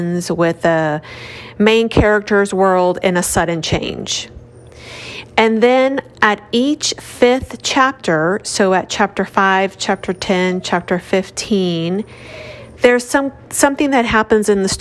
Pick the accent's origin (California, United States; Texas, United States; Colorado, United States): Texas, United States; Houston; I'm from Houston, Texas